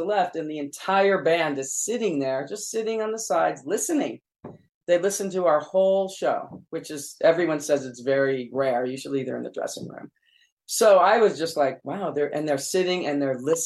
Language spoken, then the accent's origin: English; California, United States; also born or lived in Jerusalem; I was born in Jerusalem and raised in California in the desert.